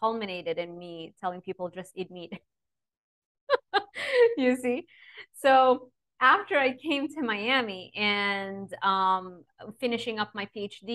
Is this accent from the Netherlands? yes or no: no; Lebanon; moved away; I grew up in Lebanon and it wasn't an easy upbringing